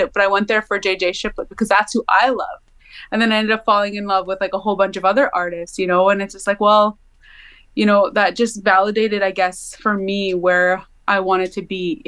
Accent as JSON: {"language": "English", "area": "Mosakahiken Cree Nation", "region": "Manitoba", "country": "Canada", "said": "I'm Cree from Missipaistic Cree Nation"}